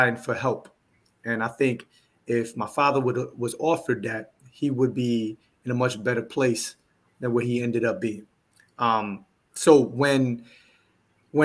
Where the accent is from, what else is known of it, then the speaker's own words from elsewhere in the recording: New York City, New York, United States; moved away as an adult; now in Houston, United States; when I moved to Houston, Texas, where I currently reside, I'm from New York City.